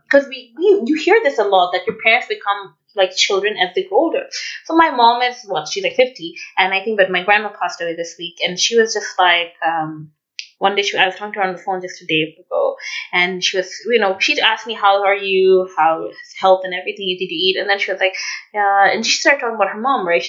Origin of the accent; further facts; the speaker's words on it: Dhaka, Dhaka Division, Bangladesh; now in Vancouver, Canada; if I did not live and if I was not from Dhaka